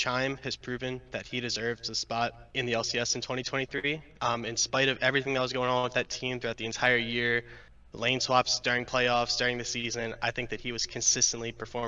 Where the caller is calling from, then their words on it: Baltimore, Maryland, United States; I'm calling from Baltimore, Maryland.